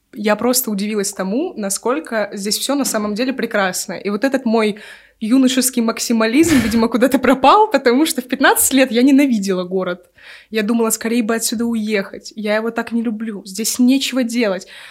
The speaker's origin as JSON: {"language": "Russian", "town": "Omsk", "region": "Omsk Oblast", "country": "Russia", "also_born_or_lived": "Moscow", "said": "я из Омска"}